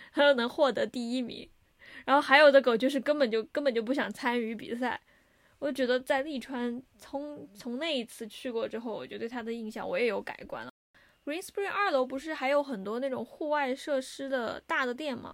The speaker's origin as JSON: {"language": "Chinese", "country": "China", "said": "我是中国人"}